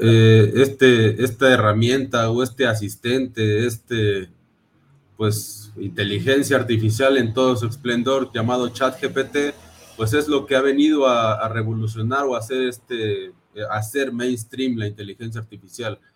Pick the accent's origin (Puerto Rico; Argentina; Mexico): Mexico; Mexico City; soy de la Ciudad de México, mexicano al 100%